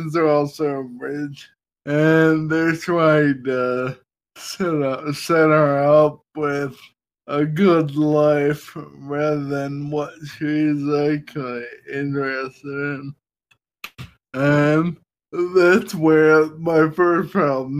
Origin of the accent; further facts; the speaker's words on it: United States; I'm an American